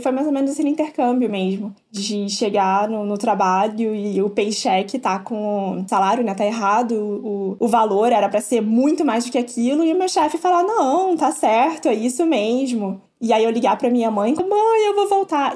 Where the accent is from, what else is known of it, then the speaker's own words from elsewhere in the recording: interior of Rio de Janeiro state, Brazil; moved away as an adult; also born or lived in São Paulo; now in United States; eu sou do interior, sou do interior do Rio.